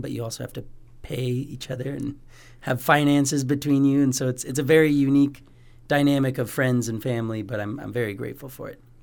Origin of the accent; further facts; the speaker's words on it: Spokane, Washington, United States; now in Bozeman, United States; I did grow up in Spokane, Washington, in the valley um, for almost 16 years